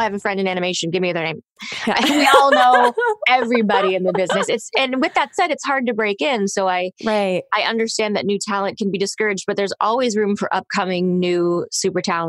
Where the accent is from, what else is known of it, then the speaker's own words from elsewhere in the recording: Toronto, Ontario, Canada; I grew up in Toronto, and my agent, who I got when I was 13, who is still my same agent today